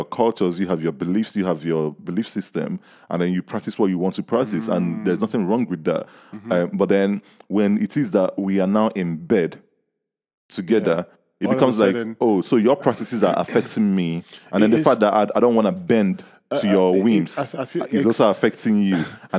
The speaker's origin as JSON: {"language": "English", "country": "Nigeria", "tie": "born or raised there", "moved": "yes", "lives_now": "United Kingdom", "said": "I grew up in Nigeria."}